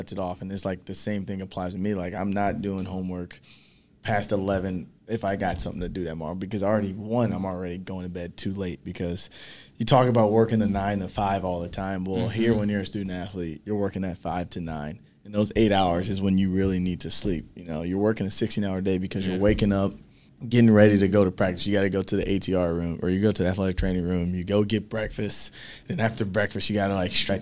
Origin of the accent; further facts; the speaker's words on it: Cincinnati, Ohio, United States; I'm from Cincinnati